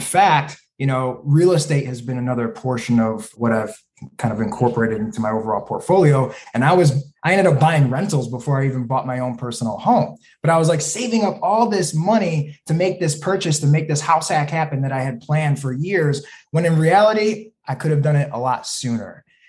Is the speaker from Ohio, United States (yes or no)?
yes; Toledo, Ohio, United States; now in Chicago, United States; When I came from Toledo, Ohio, I moved to Chicago. There was a lot of like, whoa, wait a second, this is really expensive compared to where I came from, right?